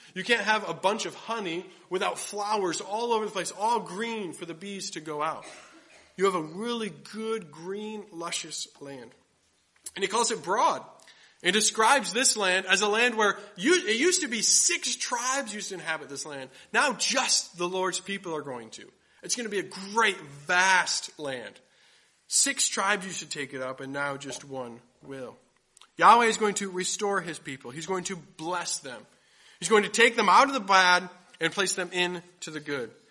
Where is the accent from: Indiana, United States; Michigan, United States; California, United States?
Michigan, United States; Grand Rapids; I grew up in Grand Rapids, Michigan